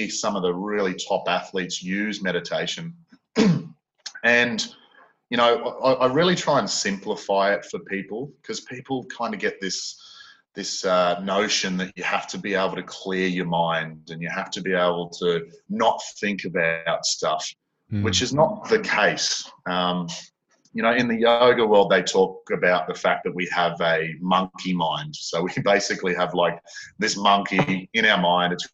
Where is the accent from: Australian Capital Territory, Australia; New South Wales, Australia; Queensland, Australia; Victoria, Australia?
Queensland, Australia; North; moved away; I'm from North Queensland originally.